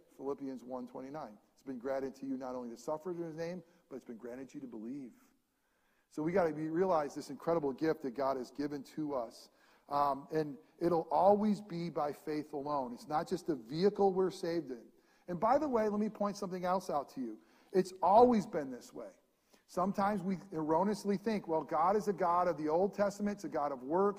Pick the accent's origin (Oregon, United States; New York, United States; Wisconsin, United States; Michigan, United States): New York, United States; upstate; moved away; also born or lived in New Jersey; I am from New York, but I'm a hick from New York. I'm way upstate.